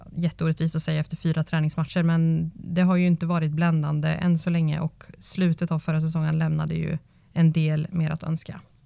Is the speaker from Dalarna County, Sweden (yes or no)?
no; Karlskoga, Örebro County, Sweden; Jag är uppväxt i Nobelhallen i Karlskoga